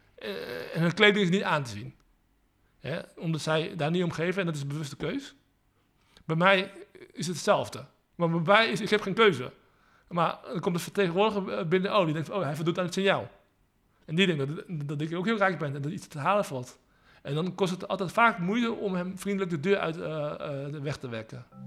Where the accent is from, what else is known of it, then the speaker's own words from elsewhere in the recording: Netherlands; also born or lived in Leiden; ik ben van eh, eh, Aziatische afkomst. Eh, wel geboren in Nederland